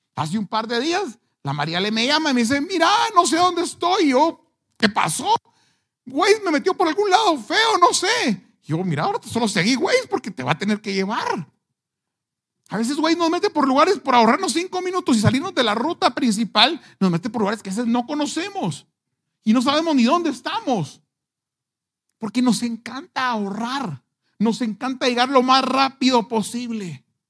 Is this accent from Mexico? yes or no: no; Guatemala; como buenos chapines